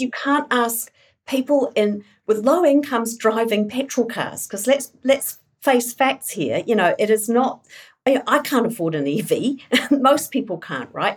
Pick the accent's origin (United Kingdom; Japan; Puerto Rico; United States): United Kingdom; England; now in New Zealand; I grew up in England, born in New Zealand, grew up in England, um, part of the miners' strike in the eighties.